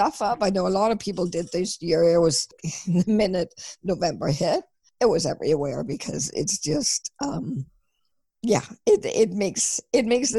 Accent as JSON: {"language": "English", "country": "Denmark", "said": "I'm from Denmark and we celebrate on Christmas Eve."}